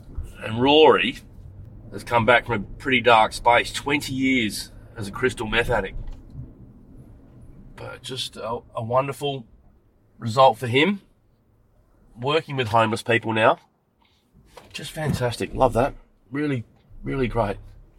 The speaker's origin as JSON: {"language": "English", "town": "Adelaide", "region": "South Australia", "country": "Australia", "said": "I'm from Adelaide"}